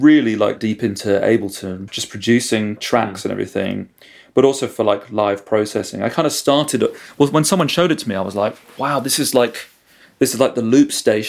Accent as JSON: {"language": "English", "town": "Aylesbury", "region": "South East England", "country": "United Kingdom", "tie": "born or raised there", "also_born_or_lived": "London", "said": "Well, I was born in London, and then sort of our family just kind of moved around all over the place. Eventually settled in Buckinghamshire, and I went to school in Aylesbury."}